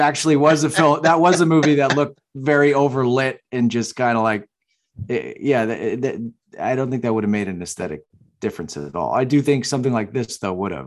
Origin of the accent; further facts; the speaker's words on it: Massachusetts, United States; I'm from Massachusetts